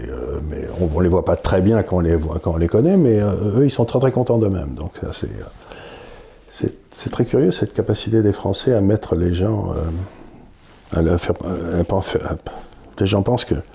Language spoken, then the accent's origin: French; France; Donc, en tant que Français, si vous voulez, je me dis, Comment ces latino-américains nous regardent-ils